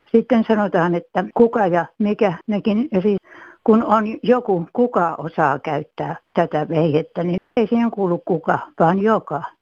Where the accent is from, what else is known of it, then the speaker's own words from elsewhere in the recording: Häme, Tavastia, Finland; accent: Häme dialect; puhun tätä kamalaa hämmeen murretta